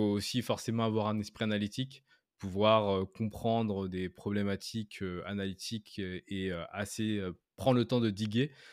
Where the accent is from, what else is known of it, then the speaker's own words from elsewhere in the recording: France; moved away as an adult; now in Canada; je suis français, j'habite au Canada depuis maintenant plus de 7 ans